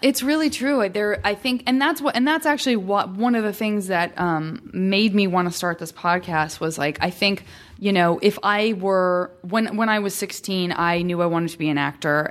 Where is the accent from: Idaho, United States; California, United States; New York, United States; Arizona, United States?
Arizona, United States; Tucson; I'm from Tucson, Arizona, and it's, again, it's not like a hugely metropolitan city